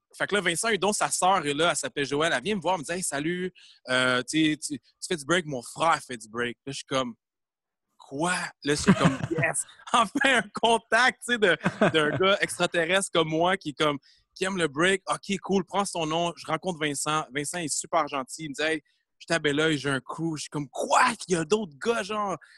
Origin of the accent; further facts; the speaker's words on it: Granby, Quebec, Canada; moved away as an adult; now in Montreal, Canada; je viens de Gramby. Je suis né à Gramby.